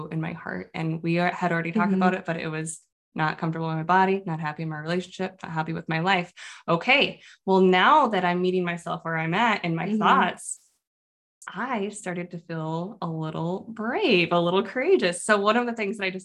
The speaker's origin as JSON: {"language": "English", "town": "Phoenix", "region": "Arizona", "country": "United States", "also_born_or_lived": "Midwest", "moved": "yes", "said": "I'm from Phoenix, Arizona. I'm a desert flower."}